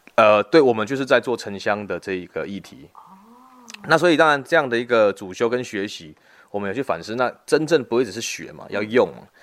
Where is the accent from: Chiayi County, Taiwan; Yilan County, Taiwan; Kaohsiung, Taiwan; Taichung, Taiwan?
Kaohsiung, Taiwan; moved away as an adult; now in Guantian, Tainan, Taiwan; 我本身是高雄人